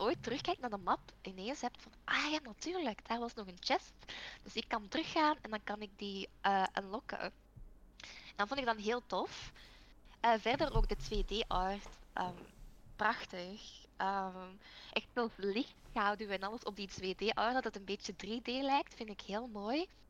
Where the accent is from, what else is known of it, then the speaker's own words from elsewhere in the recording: Belgium; ik ben wel een Belg